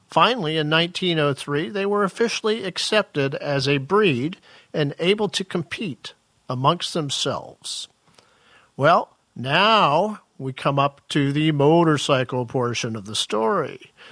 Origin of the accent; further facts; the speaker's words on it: Ferndale, Washington, United States; I'm from Ferndale, Washington